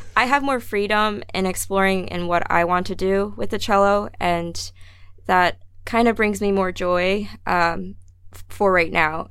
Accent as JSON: {"language": "English", "region": "New Jersey", "country": "United States", "tie": "born or raised there", "also_born_or_lived": "Salt Lake City, Utah", "said": "I was not born but raised in New Jersey. I was born in Salt Lake City"}